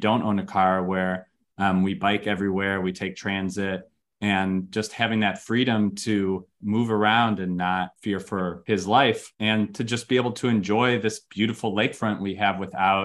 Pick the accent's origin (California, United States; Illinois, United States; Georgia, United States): Illinois, United States; Chicago; moved away; I was born in Chicago